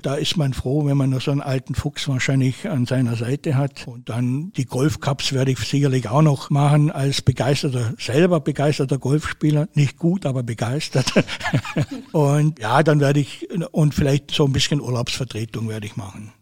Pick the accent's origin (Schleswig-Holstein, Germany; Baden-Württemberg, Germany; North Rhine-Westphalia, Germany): Baden-Württemberg, Germany; Bad Wurzach; moved away as an adult; also born or lived in Swabian Jura / Nagold / Calw / Schongau; now in Bad Wörishofen, Germany; Mein Elternhaus steht auf der Schwäbischen Alb. Alle meine Geschwister und Verwandten und alle wohnen auf der Schwäbischen Alb. Ich bin im Internat groß